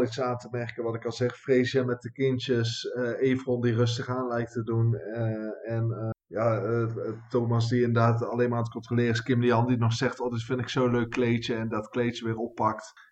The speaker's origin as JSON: {"language": "Dutch", "country": "Netherlands", "said": "als Nederlanders"}